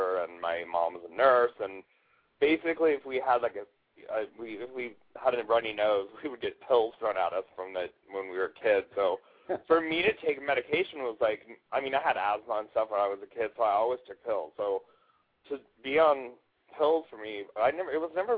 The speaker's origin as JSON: {"language": "English", "town": "Bellevue", "region": "Washington", "country": "United States", "said": "I'm from Bellevue"}